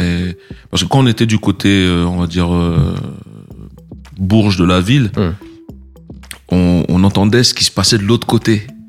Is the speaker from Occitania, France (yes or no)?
no; Les Mureaux, Île-de-France, France; also born or lived in Bamako, Mali / Plaisir, France; originaire de la ville des Mureaux, dans le 78. C'est là-bas que j'ai grandi, que j'ai fait mes études